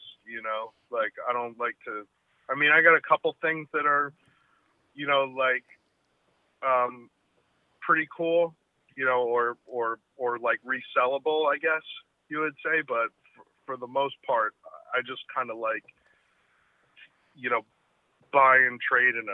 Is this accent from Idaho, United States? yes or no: no; Neptune City, New Jersey, United States; I grew up in Neptune City, went to Neptune High School